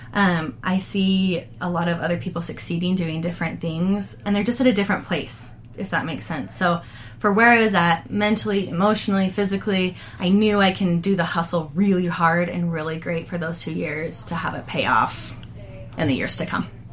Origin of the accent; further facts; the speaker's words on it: United States; moved away as an adult; we're from Davis County